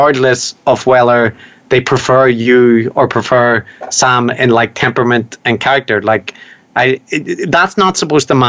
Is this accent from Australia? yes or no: no; Ireland; I'm Irish